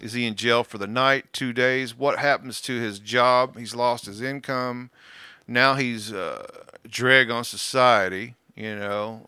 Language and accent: English; Kansas, United States; I'm from Kansas